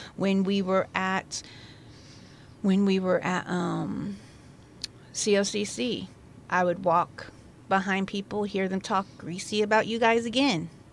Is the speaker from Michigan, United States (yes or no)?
no; La Pine, Oregon, United States; moved away as an adult; also born or lived in Crescent, Oregon / Virginia; I am a native from La Pine. I lived there for about, I don't know, sixteen years, fifteen years. Then I ended up moving to Crescent